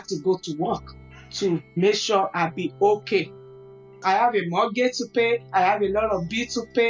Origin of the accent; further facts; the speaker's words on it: Nigeria; moved away as an adult; now in United States; I'm from Nigeria. I'm 44.